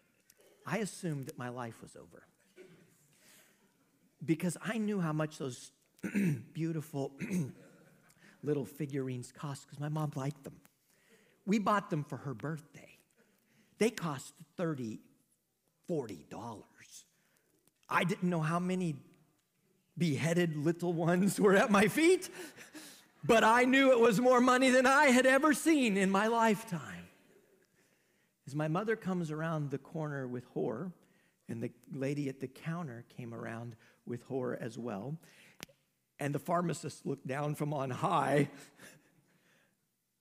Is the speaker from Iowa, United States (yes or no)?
yes; Knoxville, Iowa, United States; I grew up in Mayberry, y'all. Knoxville, Iowa is just about Mayberry.